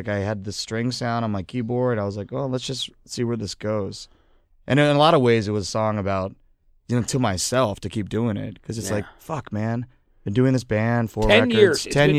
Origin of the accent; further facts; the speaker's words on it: Philadelphia, Pennsylvania, United States; Yeah, I mean, I love that we're from Philly. It's pretty rad.